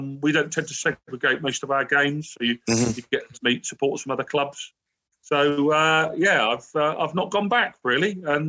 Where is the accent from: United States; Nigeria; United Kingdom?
United Kingdom; Reading, South East England; also born or lived in Maidenhead; I'm not Maidenhead born and bred. I'm down the road, actually. I was born in Reading.